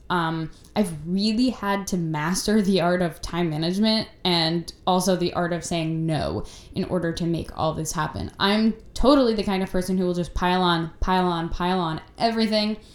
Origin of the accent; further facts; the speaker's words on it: New York, United States; I grew up in New York, where I still live now